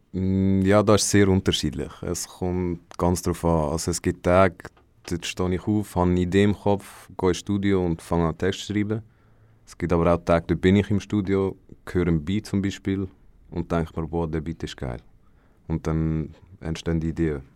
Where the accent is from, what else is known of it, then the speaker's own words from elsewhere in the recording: Mellingen, Aargau, Switzerland; ich bin auch von Mellingen